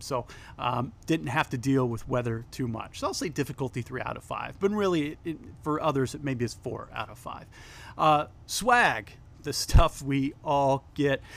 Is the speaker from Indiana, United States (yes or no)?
yes; Fort Wayne, Indiana, United States; my hometown trail